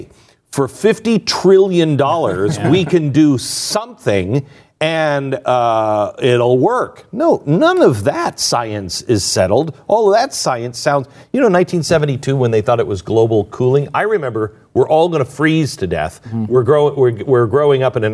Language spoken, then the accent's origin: English; Pacific Northwest, United States; I grew up in the Pacific Northwest